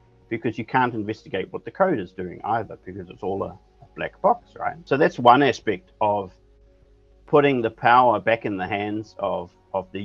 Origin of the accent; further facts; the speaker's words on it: New Zealand; moved away as an adult; now in Denmark; I'm from New Zealand, trained as an architect in New Zealand, and I live in Denmark with my family